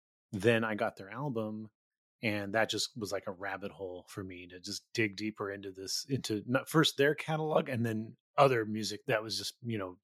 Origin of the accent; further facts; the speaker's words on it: Gilroy, California, United States; I grew up in Gilroy, so San Jose.